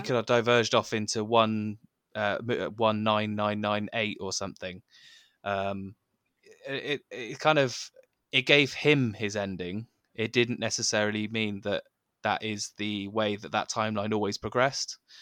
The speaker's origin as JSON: {"language": "English", "country": "United Kingdom", "said": "I'm, I'm British"}